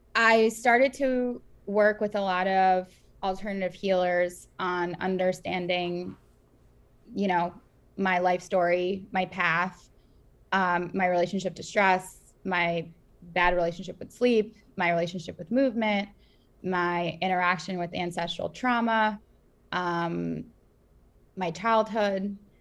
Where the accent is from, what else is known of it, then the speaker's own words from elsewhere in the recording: New York City, New York, United States; also born or lived in former Soviet Union; We grew up in, I grew up in Queens